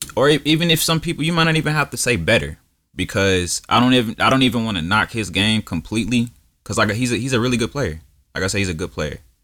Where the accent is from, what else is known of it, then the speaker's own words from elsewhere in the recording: Milwaukee, Wisconsin, United States; I was born in Milwaukee